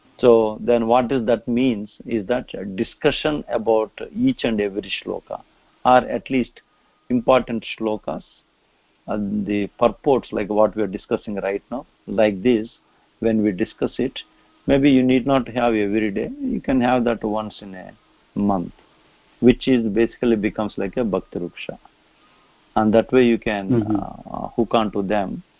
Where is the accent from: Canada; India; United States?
India; also born or lived in New Vrindavan; since we are all born in Bharatvarsha